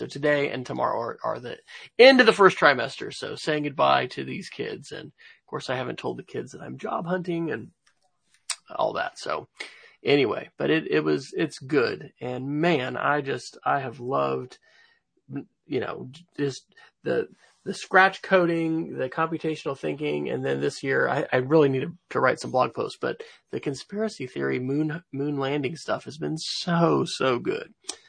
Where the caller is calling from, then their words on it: Oklahoma City, Oklahoma, United States; I am coming from Oklahoma City, where it is cool and a bit rainy